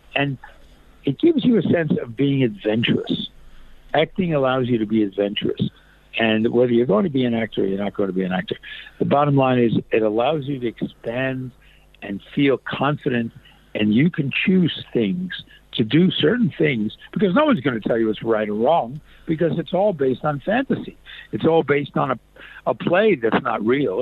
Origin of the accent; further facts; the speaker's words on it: New York City, New York, United States; moved away as an adult; also born or lived in California; I was brought up in in Brooklyn